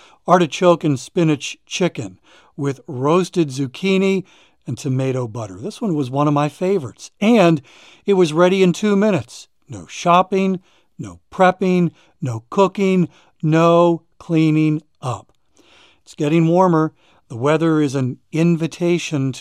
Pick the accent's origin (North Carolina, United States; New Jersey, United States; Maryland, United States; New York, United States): Maryland, United States; moved away as an adult; now in South Carolina, United States; we moved from Maryland to South Carolina about a year ago. I've lived in Maryland my entire life